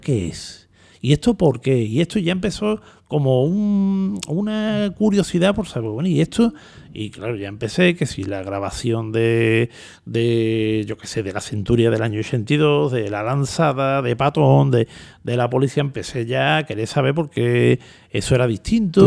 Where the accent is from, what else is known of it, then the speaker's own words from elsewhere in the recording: Seville, Andalusia, Spain; yo nací en Triana, pero bueno, por circunstancias de la vida estuve viví poco tiempo allí. Ah, más tiempo fue en lo que es la zona esta que he comentado de Amor de Dios Correduría